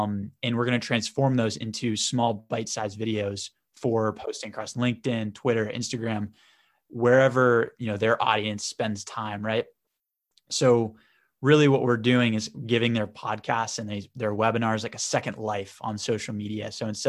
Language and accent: English; Boston, Massachusetts, United States; I'm from the Northeast in America, in Boston. So I went to Babson College, which is also in the Northeast, right outside of Boston.